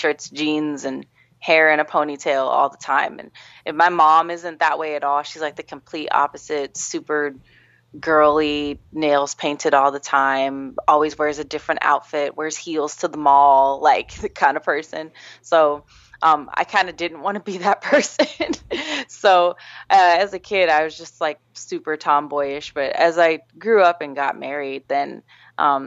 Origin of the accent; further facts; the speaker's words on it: Gardner, Kansas, United States; I grew up in a small town in Kansas called Gardner